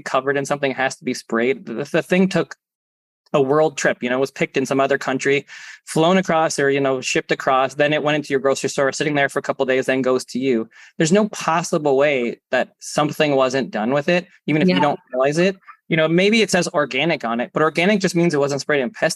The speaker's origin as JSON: {"language": "English", "country": "Canada", "said": "being Canadian"}